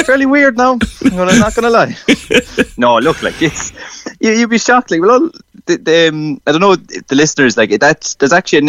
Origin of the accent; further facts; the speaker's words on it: Ireland; as Irish people